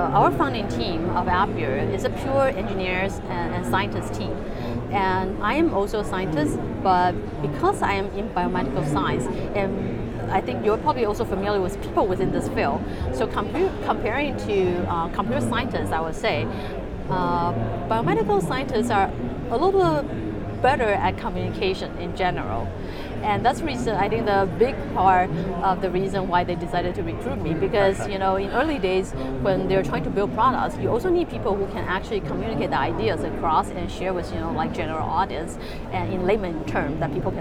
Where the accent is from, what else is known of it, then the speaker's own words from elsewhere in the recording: Taipei, Taiwan; moved away as an adult; also born or lived in United States; So I was born and raised in Taiwan, Taipei, and grew up there, did my undergrad there as well.